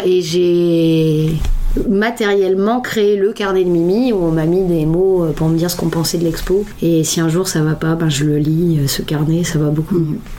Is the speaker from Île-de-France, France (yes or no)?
no; Lille, Hauts-de-France, France; moved away; Je suis originaire de Lille, quitté la région depuis quelques temps et je suis revenue dernièrement à Lille